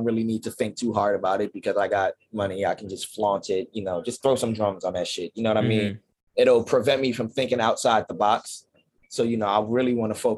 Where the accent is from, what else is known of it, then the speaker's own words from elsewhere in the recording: Philadelphia, Pennsylvania, United States; I'm from Philly.